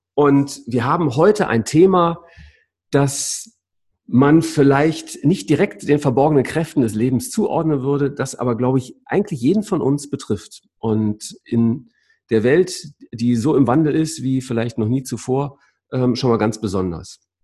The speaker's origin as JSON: {"language": "German", "town": "Essen", "region": "North Rhine-Westphalia", "country": "Germany", "said": "du bist ein Kind des Reviers, Essener, wie ich"}